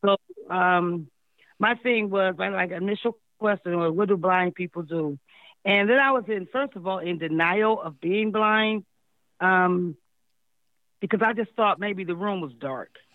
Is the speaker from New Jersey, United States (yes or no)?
no; Akron, Ohio, United States; moved away as an adult; also born or lived in California; now in Columbus, United States; My hometown is in Akron